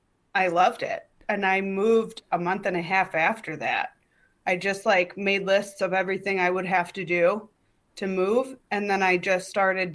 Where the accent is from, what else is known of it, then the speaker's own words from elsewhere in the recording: Milwaukee, Wisconsin, United States; moved away as an adult; also born or lived in Chicago; now in Los Angeles, United States; I'm from Milwaukee. Milwaukee. I moved here from Chicago. Yeah, I did 3 years of stand-up in Milwaukee and then three in Chicago